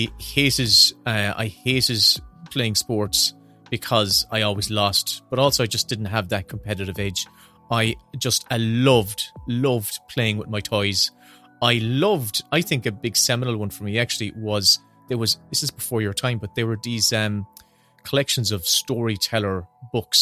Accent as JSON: {"language": "English", "town": "Kanturk", "region": "Munster", "country": "Ireland", "tie": "born or raised there", "said": "I grew up in outside Kanturk, closer to the village of Castlemagner, but very much a rural country boy."}